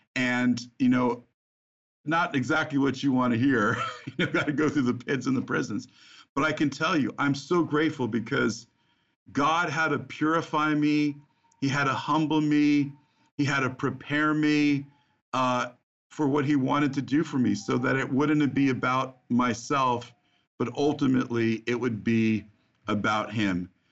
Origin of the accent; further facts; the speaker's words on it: New Jersey, United States; I grew up in the Holy Land, as you mentioned, New Jersey